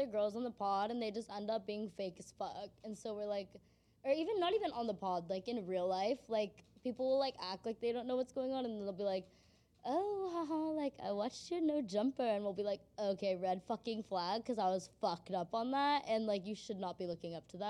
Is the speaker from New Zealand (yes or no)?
no; Corona, California, United States; We're from Corona.